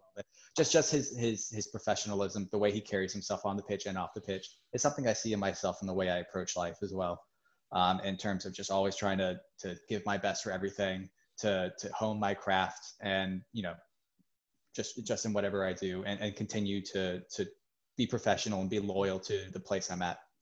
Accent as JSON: {"language": "English", "town": "Charlotte", "region": "North Carolina", "country": "United States", "tie": "born or raised there", "moved": "as an adult", "lives_now": "Annapolis, United States", "said": "I'm originally from Charlotte, North Carolina. I actually just moved up here about about three months ago now. Um, me and my girlfriend, it was just an opportunity for us. I lived in Charlotte my whole life."}